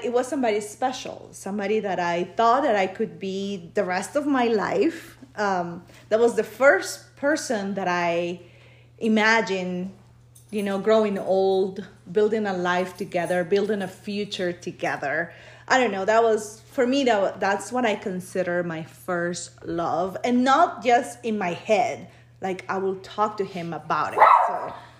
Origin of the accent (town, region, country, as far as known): Peru; born or raised there; now in United States